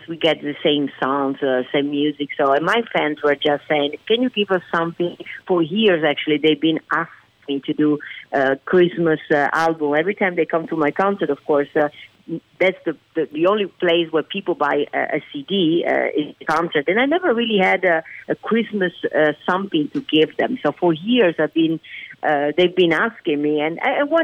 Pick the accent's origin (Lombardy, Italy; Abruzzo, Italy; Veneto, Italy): Veneto, Italy; Venice; English is a second language; moved away as an adult; now in Las Vegas, United States; being born and raised in Italy